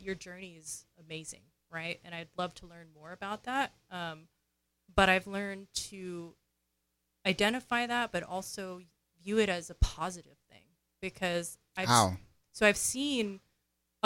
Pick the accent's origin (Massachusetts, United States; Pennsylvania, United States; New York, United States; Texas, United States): New York, United States; So I grew up in New York, and New York is an extroverted culture, right?